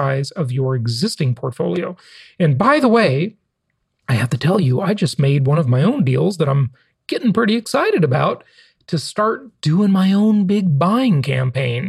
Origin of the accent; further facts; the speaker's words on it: Los Angeles, California, United States; moved away as an adult; also born or lived in Orange County, California; coming to us from my hometown of Los Angeles